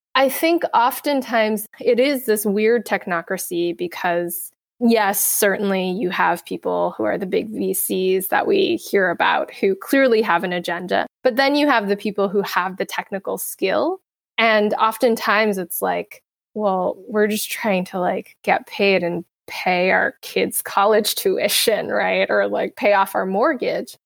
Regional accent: United States; being American

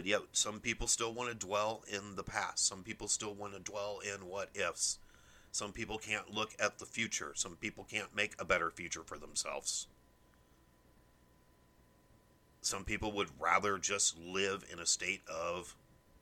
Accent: United States; as an American

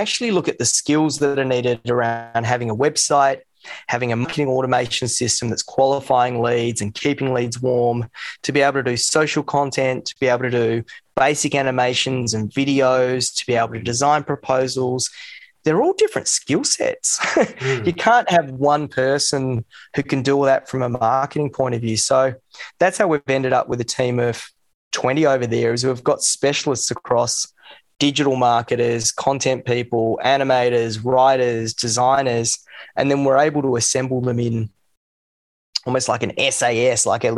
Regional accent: Sydney, New South Wales, Australia; I grew up in Sydney. Went to Joey's, and he's over there now.

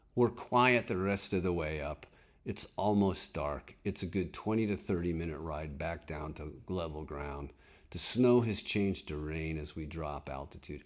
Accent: Connecticut, United States; moved away; I know snow. I'm from Connecticut

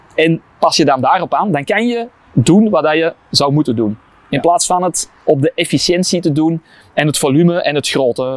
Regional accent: Kempen, Flanders, Belgium; ik ben ook van de Kempen, dus ik heb wel iets met de Kempen

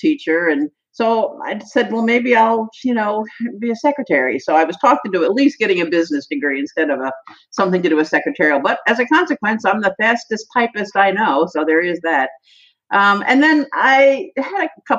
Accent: Annapolis, Maryland, United States; also born or lived in Kent Island, Maryland; I was born in Annapolis, Maryland, where I lived all of my life until 5 years ago

